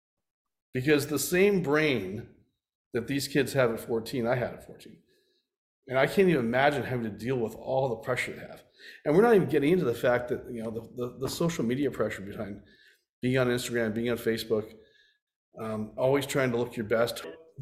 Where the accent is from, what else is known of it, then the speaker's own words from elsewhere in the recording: Canada; I grew up in Canada